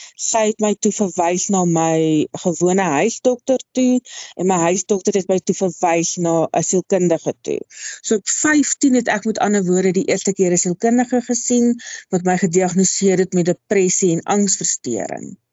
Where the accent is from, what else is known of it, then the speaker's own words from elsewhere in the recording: Wepener, Free State, South Africa; Ek het grootgeword in die klein dorpie Weppener in die Vrystaat. Ek is 'n Vrystater in murg en been.